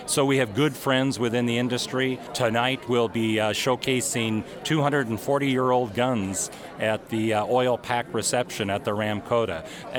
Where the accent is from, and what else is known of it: North Dakota, United States; born or raised there